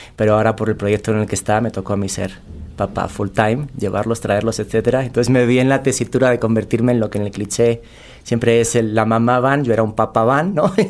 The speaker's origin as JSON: {"language": "Spanish", "town": "Cáceres", "region": "Extremadura", "country": "Spain", "also_born_or_lived": "Saltillo, Coahuila, Mexico", "moved": "as an adult", "lives_now": "Mexico City, Mexico", "said": "Emigré de España, de una ciudad muy pequeñita que se llama Cáceres"}